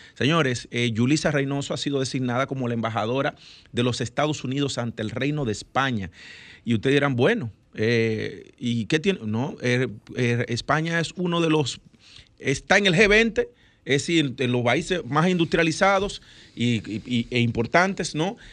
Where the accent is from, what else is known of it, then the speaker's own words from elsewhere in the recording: Dominican Republic; nosotros como dominicanos